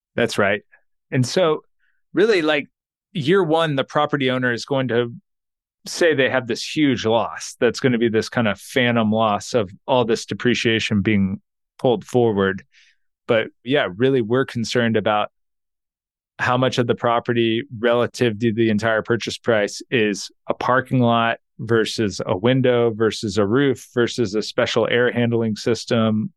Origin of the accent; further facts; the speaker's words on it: Texas, United States; I'm from Texas, and we have these gas stations called Buc-ee's